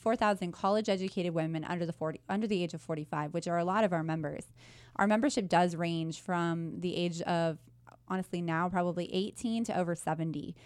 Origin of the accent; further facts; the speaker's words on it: Wichita, Kansas, United States; I was born and raised in Wichita